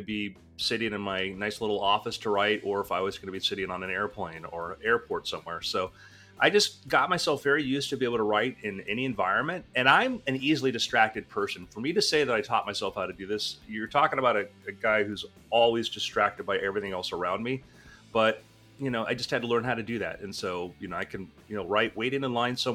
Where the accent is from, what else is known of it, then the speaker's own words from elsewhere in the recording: South Florida, United States; I grew up in South Florida scuba diving